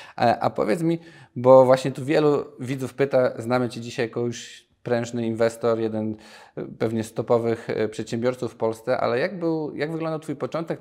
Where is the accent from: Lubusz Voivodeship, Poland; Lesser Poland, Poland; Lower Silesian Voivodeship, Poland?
Lesser Poland, Poland; Nowy Sącz; Ja pochodzę z Nowego Sącza